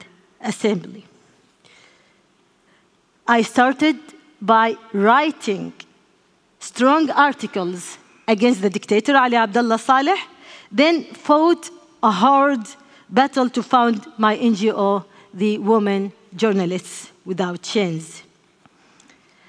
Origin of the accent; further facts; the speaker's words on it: Yemen; I grew up in Yemen, in a family familiar with politics and law